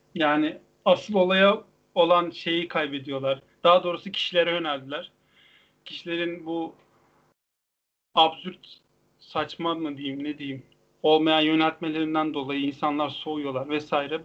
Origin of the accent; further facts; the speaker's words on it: Black Sea coast, Black Sea Region, Turkey; tutucudur ya bizim oralar